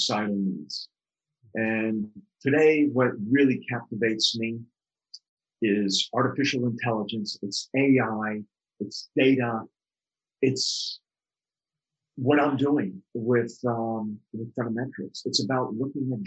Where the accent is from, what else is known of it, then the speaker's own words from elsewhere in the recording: outside New York City, New Jersey, United States; ever since I was a little kid growing up outside New York City in New Jersey